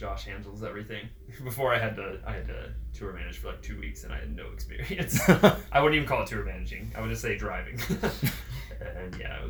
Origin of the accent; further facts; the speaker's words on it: Illinois, United States; now in Los Angeles, United States; I'm from Illinois originally.